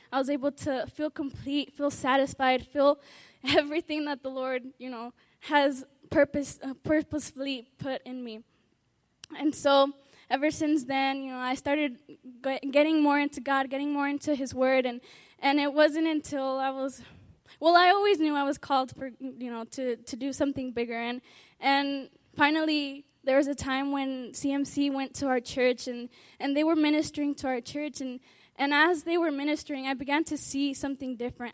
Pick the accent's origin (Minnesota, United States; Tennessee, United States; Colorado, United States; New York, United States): Colorado, United States; Aurora; I'm from Aurora, Colorado.